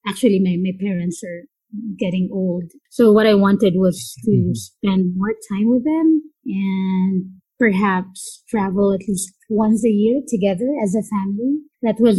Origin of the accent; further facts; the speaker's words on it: San Pedro, Calabarzon, Philippines; also born or lived in Muntinlupa; I basically grew up in San Pedro, Laguna, and then we transferred to Montelupa